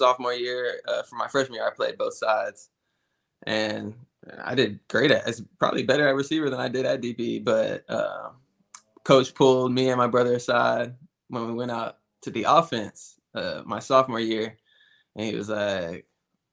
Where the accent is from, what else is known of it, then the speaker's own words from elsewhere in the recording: Galveston, Texas, United States; now in Tampa, United States; I'm from Galveston